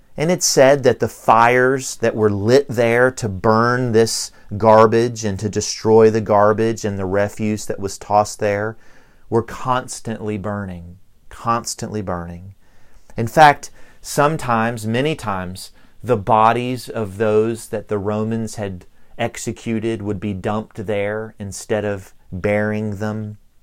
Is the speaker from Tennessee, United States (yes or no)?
yes; Tennessee, United States; accent: Southern; moved away; also born or lived in Virginia / North Carolina; I was born in Virginia, And I grew up in Tennessee, and I lived for several years in North Carolina. So it doesn't matter where I go, my Southern accent follows me around everywhere